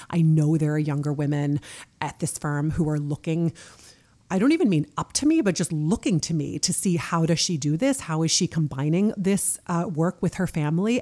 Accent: United States; moved away as an adult; now in Norway; I'm American and I'm leading this team in Norway.

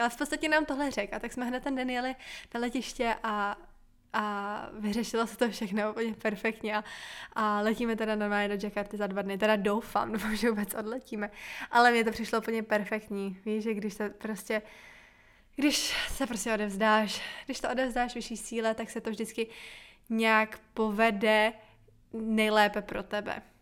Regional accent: Bohemia, Czechia; hlavně u nás v Čechách je to ještě tradice

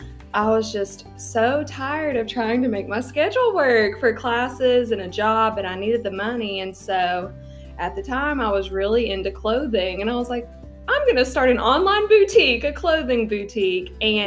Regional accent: East Tennessee, United States; I am originally from East Tennessee

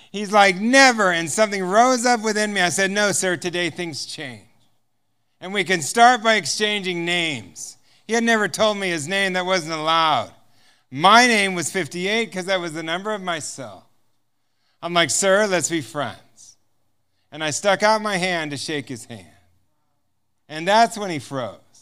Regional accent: United States; I'm from America

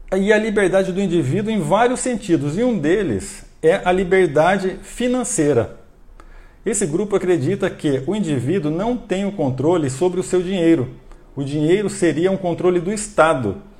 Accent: Brazil; nós brasileiros

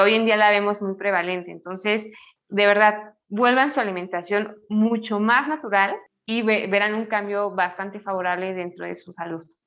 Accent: Mexico; yo soy mexicana

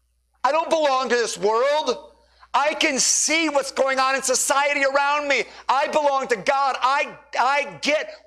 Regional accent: United States; I'm an American by nationality

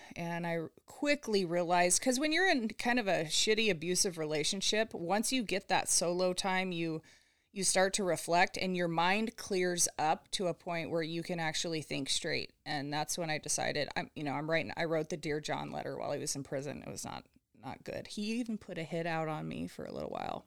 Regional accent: Southern California, United States; I grew up in Southern California, so typical California girl

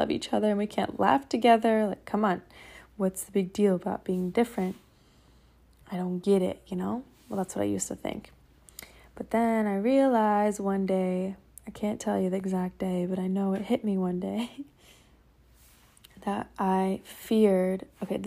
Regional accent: Seattle, Washington, United States; moved away; I'm here in Seattle, back in my hometown

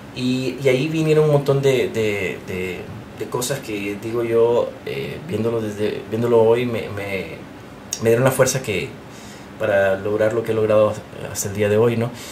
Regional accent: Honduras; moved away as an adult; now in United States; Yo soy hondureño

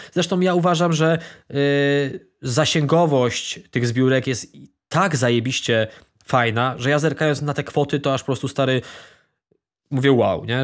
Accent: Ostrów Wielkopolski, Greater Poland, Poland; ja również jestem z Ostrowa

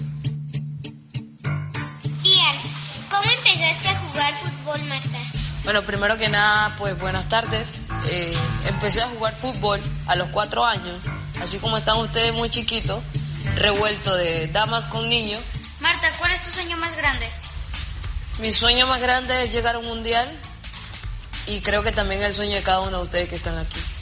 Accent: Panama City, Panama; moved away as an adult; also born or lived in Costa Rica; soy de Panamá, de la ciudad de Panamá y ahí es donde me identifico. Soy del barrio El Chorrillo

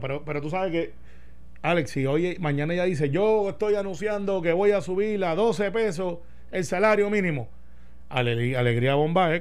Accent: Puerto Rico

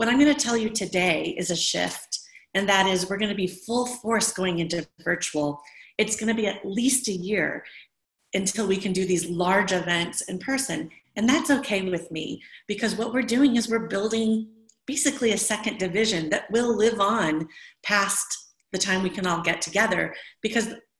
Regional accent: Midwest, United States; moved away; also born or lived in Alameda / Oakland; I'm from the Midwest.

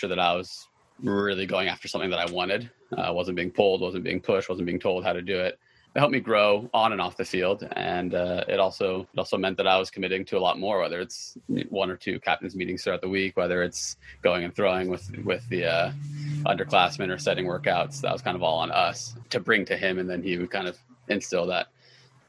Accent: Eugene, Oregon, United States; I was born in Southern Oregon, but I grew up in Eugene.

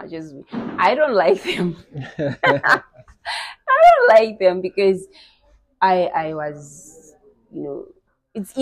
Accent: Zimbabwe; I'm from Mabuku

